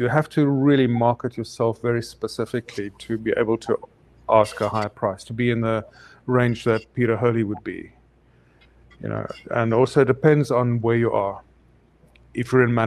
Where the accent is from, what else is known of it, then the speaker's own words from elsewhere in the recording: South Africa; moved away as an adult; South Africa, specially imported